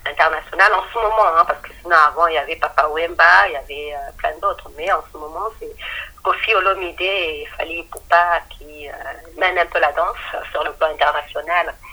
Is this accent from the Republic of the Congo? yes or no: yes; Republic of the Congo; now in France; je suis du Congo-Brazzaville. Et au Congo-Brazzaville, on parle le, lingala et le kikongo.